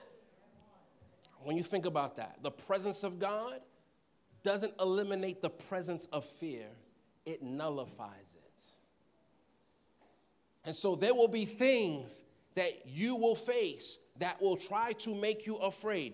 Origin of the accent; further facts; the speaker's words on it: New York City, New York, United States; I'm from Queens, so I would go on Jamaica Avenue